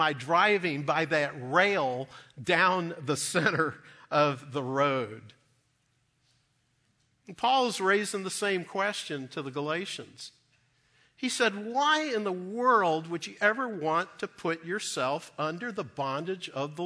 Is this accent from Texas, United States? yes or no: yes; Dallas, Texas, United States; growing up in Dallas as a young boy